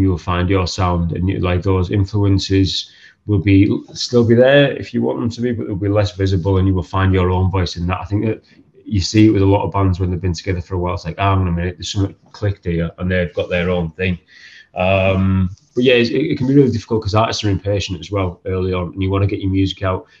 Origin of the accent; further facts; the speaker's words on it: Stockton-on-Tees, North East England, United Kingdom; growing up in Stockton.